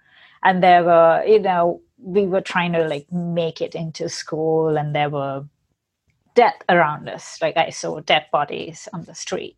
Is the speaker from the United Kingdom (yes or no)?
no; Sri Lanka; moved away as an adult; now in Los Angeles, United States; So I was born in Sri Lanka